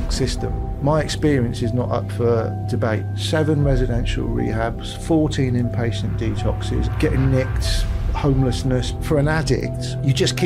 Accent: Weston-super-Mare, South West England, United Kingdom; moved away; also born or lived in London / Los Angeles; I fell out into the world in Weston-super-Mare in 1968

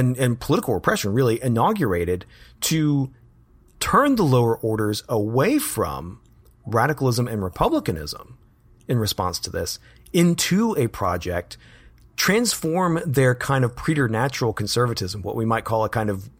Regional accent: Birmingham, Alabama, United States; here in my hometown of Birmingham

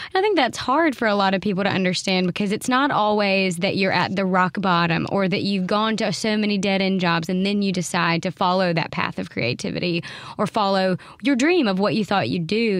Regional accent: the South, United States; as a Southerner

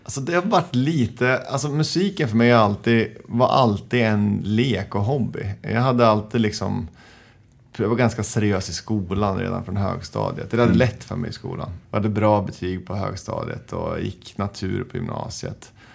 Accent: Njutånger, Gävleborg County, Sweden; jag växte upp i Njutånger som ligger söder om Hudiksvall, Hälsingland, tre timmar från Stockholm

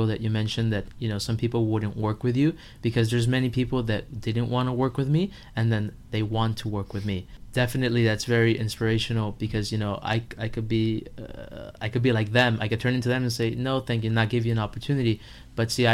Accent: Miami, Florida, United States; I'm from Miami. I was born and raised here

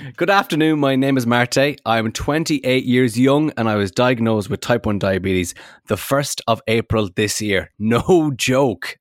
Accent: Netherlands; I'm from the Netherlands

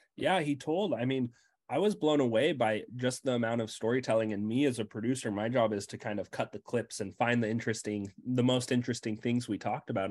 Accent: Utah, United States; I grew up in Utah

